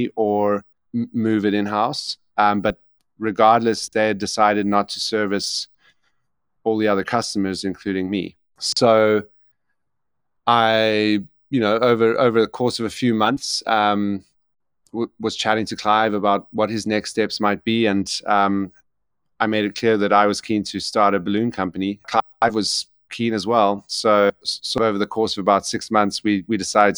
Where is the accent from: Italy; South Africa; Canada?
South Africa; also born or lived in Ireland; I'm South African and spend most of my time between South Africa and Ireland